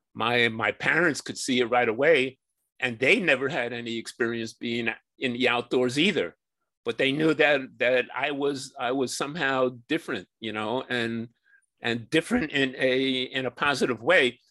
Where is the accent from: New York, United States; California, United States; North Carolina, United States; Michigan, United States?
New York, United States; New York City; I grew up in New York City where I still live.